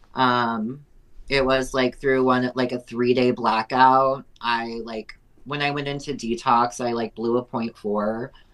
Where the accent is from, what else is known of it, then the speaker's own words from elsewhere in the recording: Prescott Valley, Arizona, United States; also born or lived in Pontiac, Michigan; my family moved out here when I was just over one years old. I've lived in Prescott Valley almost my entire life, so I'm from Prescott.